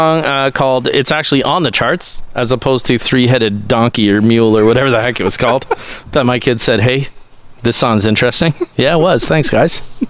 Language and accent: English; Cambridge, Ontario, Canada; We're buddies because we're both from the Toronto area. I'm going to say Cambridge is kind of like Toronto.